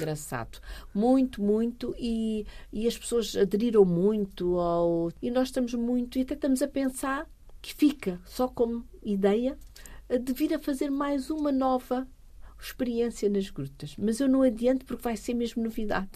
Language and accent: Portuguese; Fernando Pó, Setúbal, Portugal; E eu sou uma rural, uma pura rural. Eu nasci, nem para, nem para a maternidade fui. Portanto, eu nasci mesmo em Fernando Pó